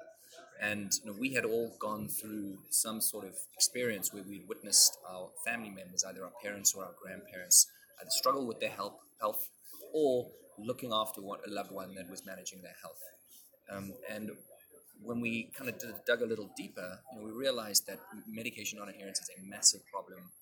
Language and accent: English; South Africa; now in Boston, United States; I was born and raised in South Africa